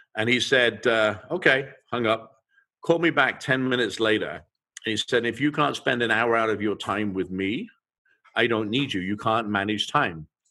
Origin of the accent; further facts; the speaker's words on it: England, United Kingdom; moved away; I grew up in England and we would eat fish and chips